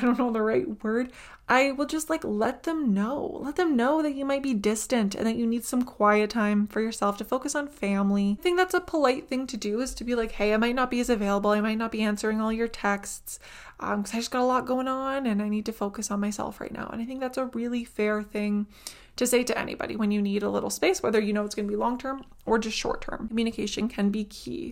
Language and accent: English; Ukraine; moved away; I was from Ukraine